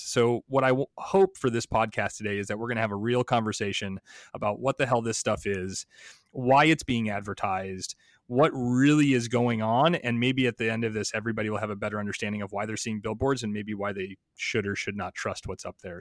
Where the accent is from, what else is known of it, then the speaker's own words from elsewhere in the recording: Chicago, Illinois, United States; I'm also from Chicago.